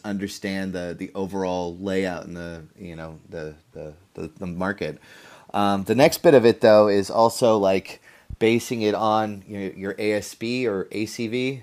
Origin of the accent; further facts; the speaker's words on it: Mountain View, California, United States; I'm from Mountain View, California